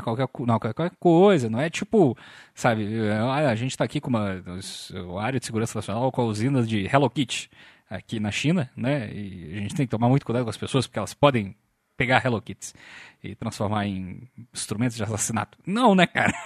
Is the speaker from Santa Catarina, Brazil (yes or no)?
no; Volta Redonda, Rio de Janeiro, Brazil; sou de Volta Redonda